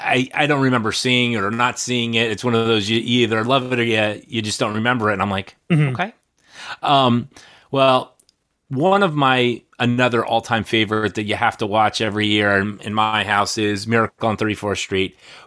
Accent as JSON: {"language": "English", "region": "New Jersey", "country": "United States", "tie": "born or raised there", "also_born_or_lived": "New York City", "said": "it's growing up in New Jersey / New York City, you know, going into New York and seeing the lights"}